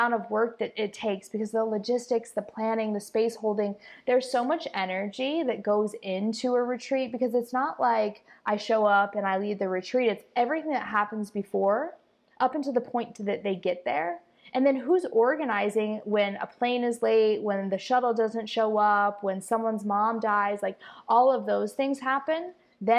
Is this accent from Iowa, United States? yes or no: yes; Iowa, United States; moved away as an adult; now in Costa Rica; I'm from Iowa